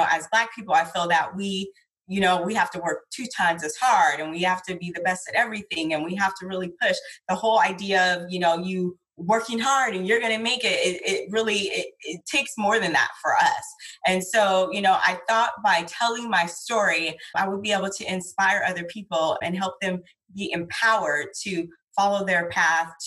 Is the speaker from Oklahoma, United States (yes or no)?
no; San Diego, California, United States; I am born and raised in San Diego